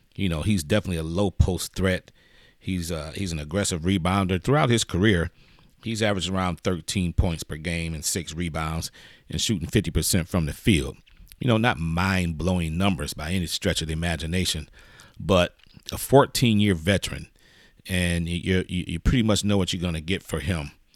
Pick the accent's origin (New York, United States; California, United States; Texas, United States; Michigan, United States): Michigan, United States; Detroit; moved away; I'm originally from Detroit